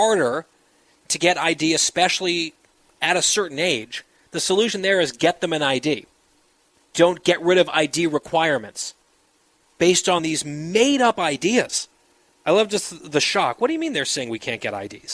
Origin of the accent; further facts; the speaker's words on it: New Jersey, United States; being from New Jersey and having parents who finally got out of New Jersey